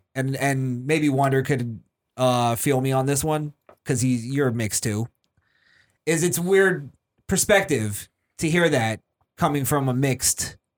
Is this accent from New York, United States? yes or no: yes; New York, United States; from New York. I love New York, but it's a shitty place now.